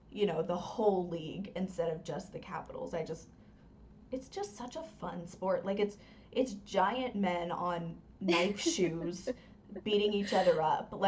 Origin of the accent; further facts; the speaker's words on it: North Carolina, United States; moved away; Like I'm from North Carolina originally